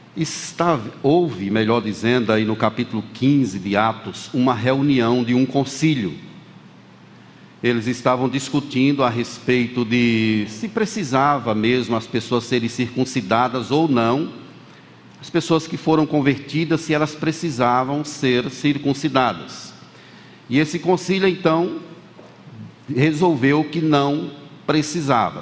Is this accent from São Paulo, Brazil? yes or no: no; Bahia, Brazil; como eu sou da Bahia, como alguém dissesse assim, me chamasse de baiano por conta da minha origem